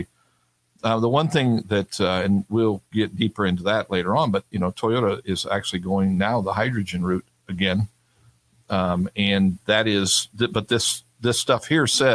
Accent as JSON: {"language": "English", "town": "Sacramento", "region": "California", "country": "United States", "tie": "born or raised there", "moved": "yes", "said": "I grew up in Sacramento"}